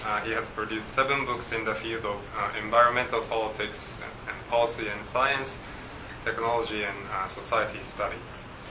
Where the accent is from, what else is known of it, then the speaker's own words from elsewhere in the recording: Japan; now in Australia; as someone born and raised in Japan.